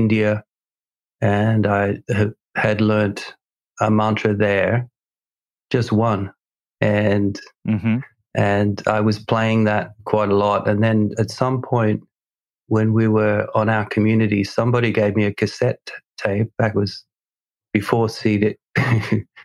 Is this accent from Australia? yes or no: yes; Australia; moved away; I'm originally from Australia